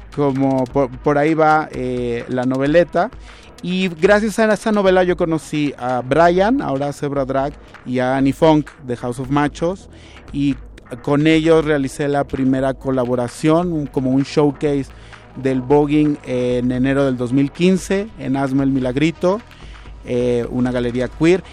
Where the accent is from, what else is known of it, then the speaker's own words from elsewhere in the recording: Mexico; queremos bailar como mexicanos del siglo XXI